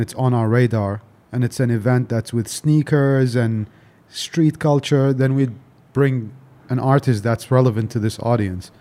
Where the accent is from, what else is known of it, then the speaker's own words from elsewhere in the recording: Delhi, India; also born or lived in Dubai; I grew up in Delhi